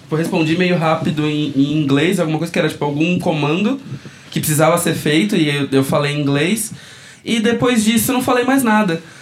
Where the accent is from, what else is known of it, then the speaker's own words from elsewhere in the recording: São Paulo, Brazil; eu sou natural do Bom Retiro. no caso. sou bem daqui